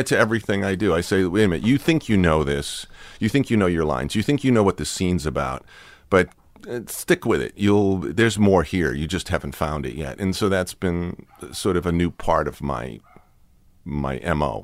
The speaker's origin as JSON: {"language": "English", "town": "Watertown", "region": "Massachusetts", "country": "United States", "tie": "born or raised there", "moved": "yes", "lives_now": "Southern California, United States", "said": "in Watertown, where I was a little kid"}